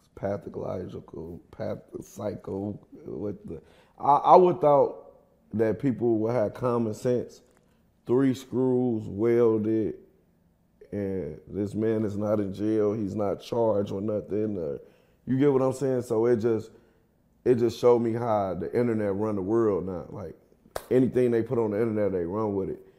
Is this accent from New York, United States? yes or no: no; Kankakee, Illinois, United States; now in Atlanta, United States; I'm from Kankakee, Illinois. It's like thirty minutes from Chicago